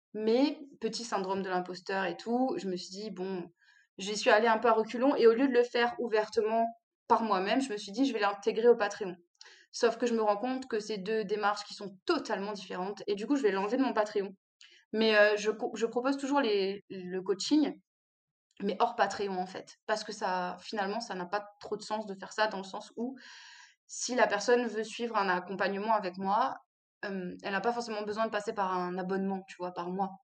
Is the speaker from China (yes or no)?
no; Réunion; je suis réunionnaise